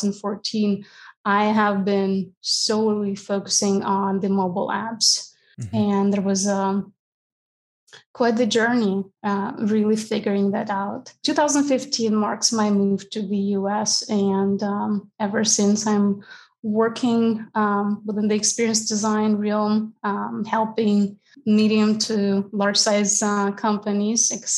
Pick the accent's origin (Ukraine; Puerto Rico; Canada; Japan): Ukraine; moved away as an adult; I'm originally from Ukraine, where I spent 27 years of my life.